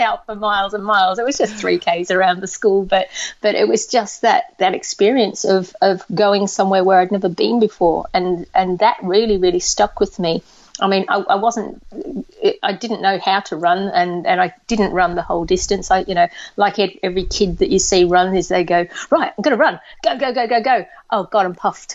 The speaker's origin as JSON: {"language": "English", "country": "Australia", "tie": "born or raised there", "said": "I grew up in Australia."}